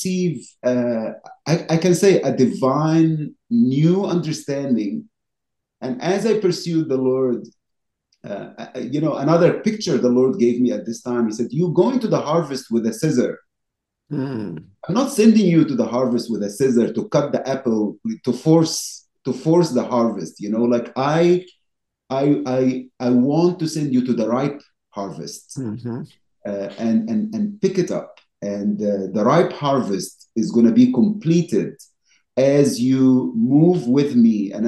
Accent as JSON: {"language": "English", "country": "Egypt", "tie": "born or raised there", "moved": "yes", "lives_now": "United States", "said": "growing up in Egypt"}